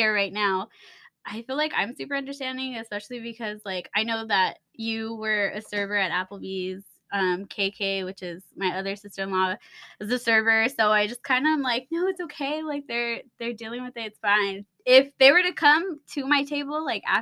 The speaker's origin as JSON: {"language": "English", "town": "Montclair", "region": "California", "country": "United States", "tie": "born or raised there", "also_born_or_lived": "Pomona, California / Rancho Cucamonga, California", "said": "I grew up in Montclair. I was there, I think, until like I turned 19."}